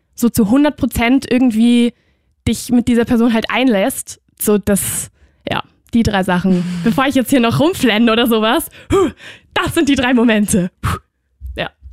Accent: Spain; moved away; ich bin ja aus Spanien

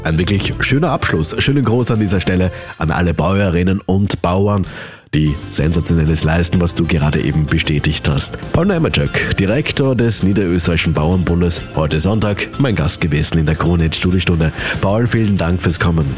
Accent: Austria; Bei uns in Österreich

